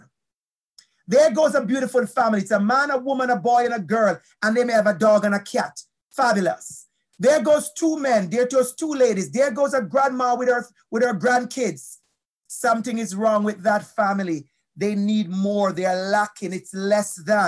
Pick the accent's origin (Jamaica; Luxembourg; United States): Jamaica; accent: Jamaican; moved away as an adult; My accent is strong, beautiful Jamaican accent